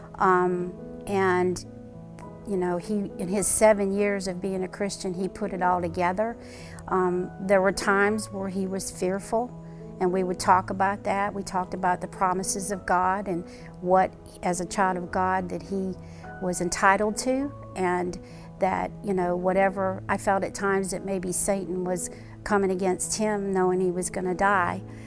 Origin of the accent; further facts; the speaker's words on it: Chicago, Illinois, United States; moved away as an adult; also born or lived in Butler, Pennsylvania; now in Greenville, United States; I grew up in Chicago, Illinois. I actually was uh, born in Butler, Pennsylvania, and moved when I was five to Chicago and graduated high school and then came to South Carolina.